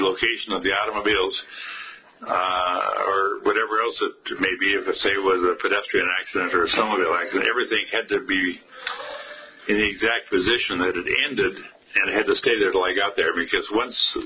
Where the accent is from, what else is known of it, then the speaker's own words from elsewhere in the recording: Ham Lake, Minnesota, United States; grew up on a farm in Hamlake, went to school in Anoka, high school in Anoka, and basically lived here all my life